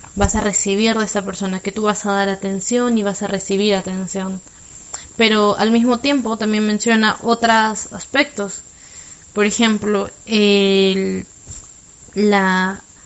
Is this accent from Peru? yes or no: yes; Lima, Peru; soy de Lima